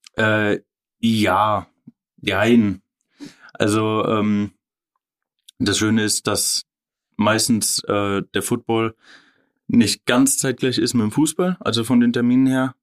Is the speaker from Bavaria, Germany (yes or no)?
yes; Oerlenbach, Bavaria, Germany; also born or lived in Ebenhausen; Erlenbach, ja, da bin ich dann ab der Jugend quasi groß geworden bis, ich, bis jetzt.